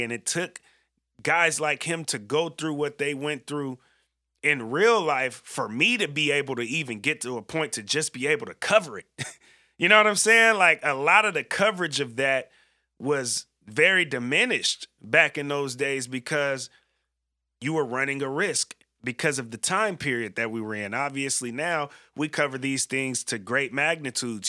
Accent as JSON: {"language": "English", "town": "San Francisco", "region": "California", "country": "United States", "tie": "born or raised there", "said": "being from the Bay Area myself"}